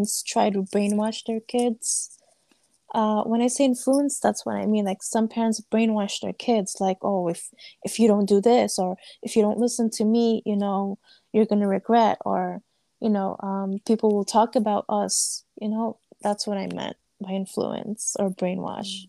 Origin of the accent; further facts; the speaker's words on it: United States; I was born and raised here, but my family's nationality is Afghanistan